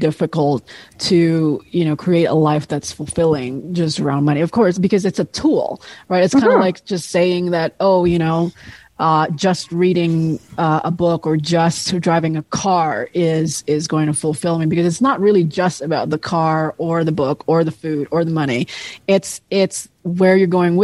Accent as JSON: {"language": "English", "country": "Indonesia", "tie": "born or raised there", "moved": "yes", "lives_now": "United States", "said": "where I was growing up in Indonesia"}